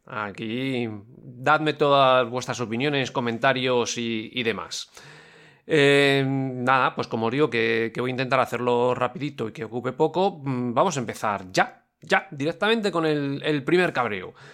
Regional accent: Valencia, Valencian Community, Spain; Valencia, somos la capital de la gota fría, aquí sabemos lo que es llover

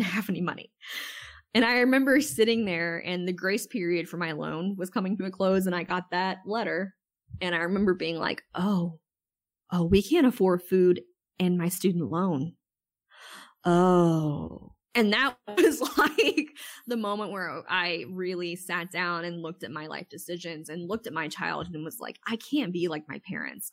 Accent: Wilmington, North Carolina, United States; moved away as an adult; we had moved back to my hometown in Wilmington, North Carolina

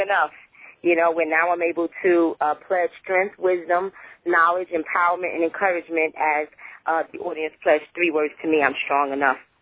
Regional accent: North New Jersey, United States; moved away; I was born and raised in North New Jersey, so um, I, I go back there a lot

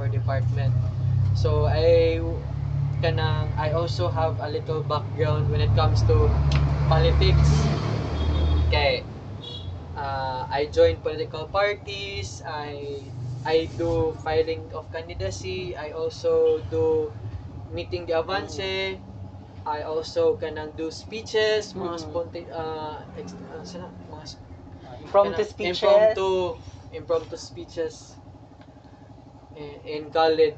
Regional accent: Cagayan de Oro, Northern Mindanao, Philippines; moved away as an adult; now in Talakag, Philippines; I was raised and born in Cagayan de Oro.

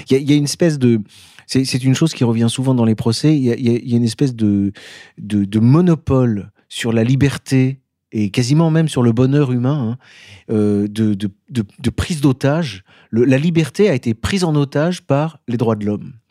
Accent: Grenoble, Auvergne-Rhône-Alpes, France; moved away; je suis vraiment Grenoblois.

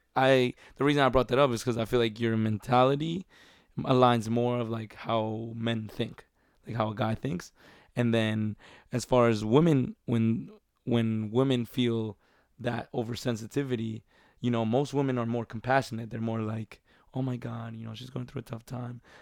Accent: New York, United States; Growing up in New York

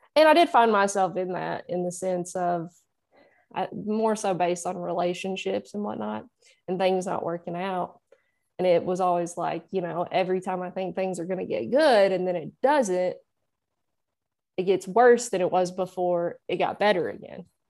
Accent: Nashville, Tennessee, United States; that's where I'm from. I'm in, I'm in Nashville. I've always lived here

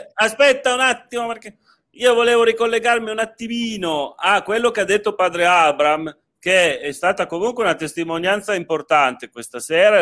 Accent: Turin, Piedmont, Italy; io sono torinese di origine

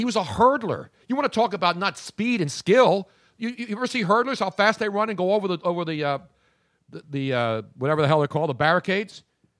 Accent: Philadelphia, Pennsylvania, United States; I'm just Italian from Philly. I'm not angry. I'm from South Philly.

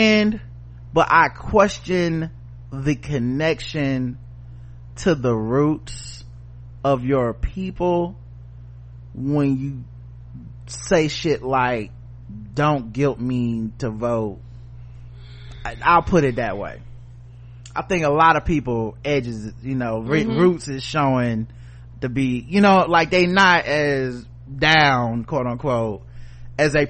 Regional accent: the South, United States; I'm from the South

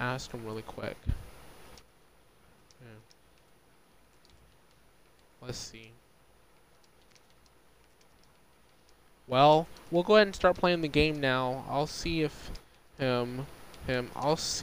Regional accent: United States; the United States, my home country

